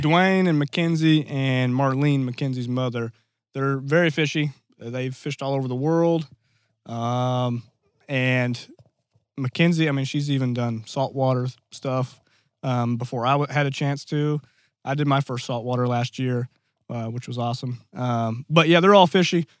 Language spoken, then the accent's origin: English; Black Rock, Arkansas, United States; born or raised there